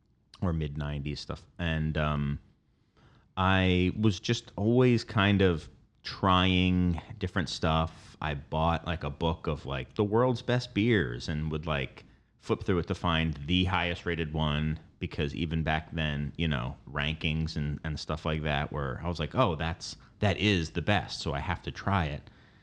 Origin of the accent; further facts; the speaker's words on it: Philadelphia, Pennsylvania, United States; I grew up in Philadelphia. I went to school in Delaware, two places that I feel were ahead of the curve nationally compared to most other places.